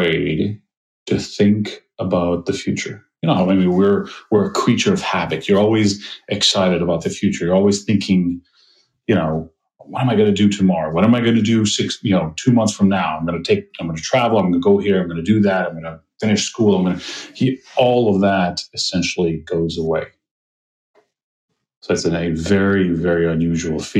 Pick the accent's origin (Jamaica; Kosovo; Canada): Kosovo; moved away as an adult; I'm originally from Kosovo